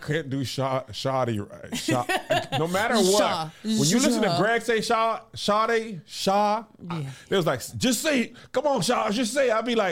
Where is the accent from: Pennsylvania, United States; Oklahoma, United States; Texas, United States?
Texas, United States; El Paso; born there; I was born in El Paso on a military base. And I went to Atlanta where my whole dad's family's from.